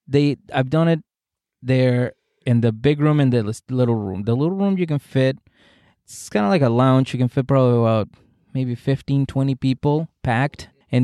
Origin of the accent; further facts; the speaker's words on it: Whitman, Massachusetts, United States; I grew up on the South Shore in Massachusetts, Whitman, Massachusetts.